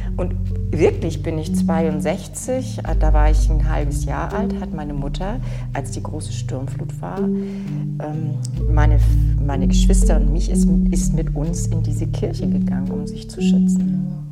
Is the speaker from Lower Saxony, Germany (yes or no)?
no; Dithmarschen, Schleswig-Holstein, Germany; Ich bin ja in Dithmarschen aufgewachsen